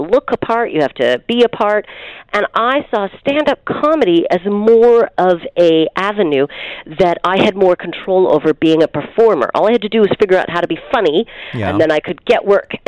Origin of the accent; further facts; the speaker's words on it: Calgary, Alberta, Canada; I'm from Calgary